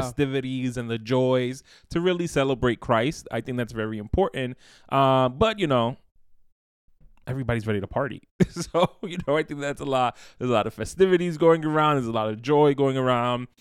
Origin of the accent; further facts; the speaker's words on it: New York, United States; born and raised in New York, the, the, the city of seasons